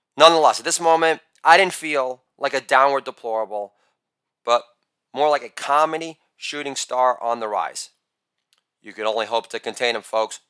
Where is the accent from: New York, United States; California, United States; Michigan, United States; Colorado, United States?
New York, United States; I'm a New Yorker